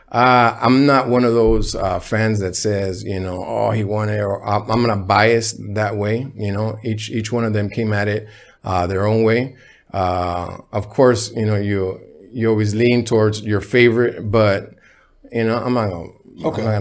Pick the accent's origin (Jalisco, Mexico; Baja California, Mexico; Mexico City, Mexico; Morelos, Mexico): Baja California, Mexico; Ensenada; born there; moved away; They would send me back uh, to where I was born in Ensenada, Baja California, uh, with my grandma, rest in peace.